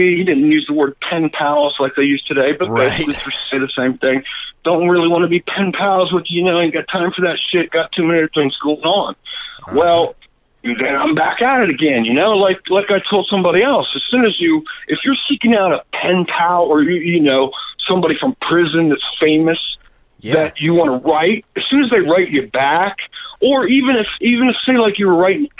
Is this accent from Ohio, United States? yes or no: yes; Ohio, United States; I grew up in Ohio